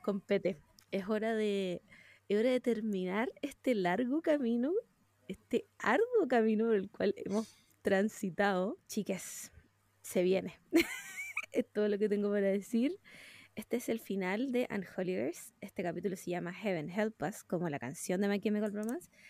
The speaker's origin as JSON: {"language": "Spanish", "country": "Chile", "said": "Estoy, estoy en mi país. Viva Chile."}